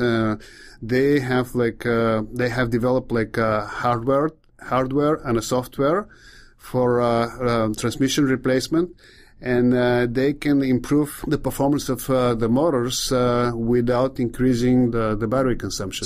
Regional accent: Bulgaria; English is a second language; moved away; I'm from Bulgaria

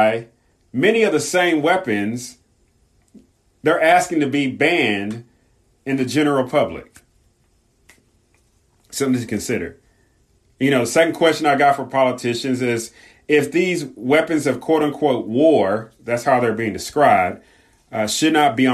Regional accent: Southern California, United States; growing up in Southern California, especially during the late 80s and 90s

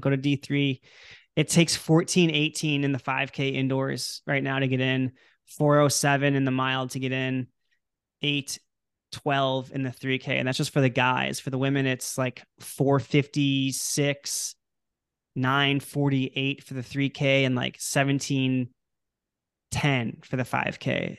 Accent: Illinois, United States; I'm from Illinois

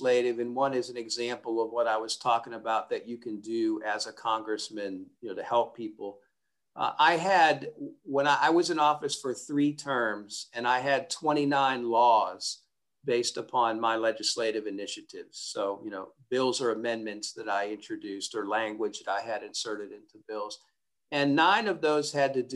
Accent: Pennsylvania, United States; my home state of Pennsylvania

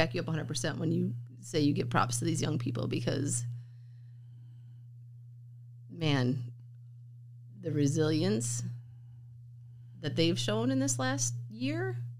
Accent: Wisconsin, United States; I know I'm from Wisconsin.

